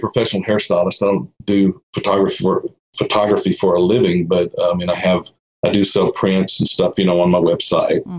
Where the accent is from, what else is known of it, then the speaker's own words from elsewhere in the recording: Austin, Texas, United States; also born or lived in Georgetown, Texas; I was born and raised in Austin, um, 1957, and I lived there till about 2001